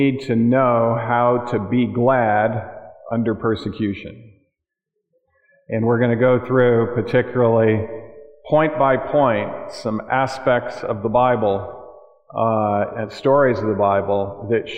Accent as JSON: {"language": "English", "region": "Michigan", "country": "United States", "tie": "born or raised there", "moved": "yes", "said": "back in my home state of Michigan."}